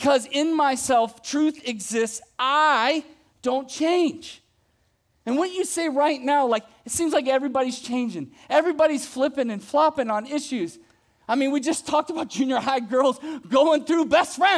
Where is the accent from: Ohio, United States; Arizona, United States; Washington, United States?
Ohio, United States; moved away; When I was a kid, I grew up in Ohio